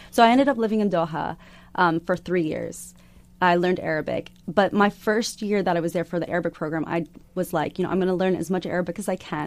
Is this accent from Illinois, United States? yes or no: no; Arizona, United States; growing up in Arizona.